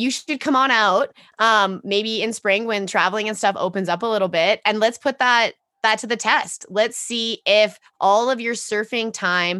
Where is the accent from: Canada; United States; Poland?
Canada; Edmonton, Alberta; born and raised in Edmonton, Alberta.